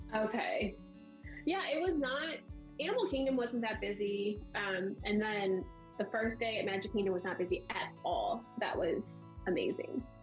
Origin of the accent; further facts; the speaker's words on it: St. Louis, Missouri, United States; we're from St. Louis